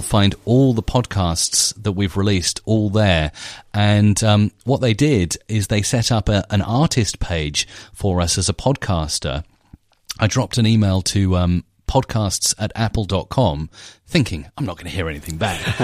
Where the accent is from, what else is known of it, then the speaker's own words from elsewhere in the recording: Isle of Wight, South East England, United Kingdom; Isabella and I we're from the Isle of Wight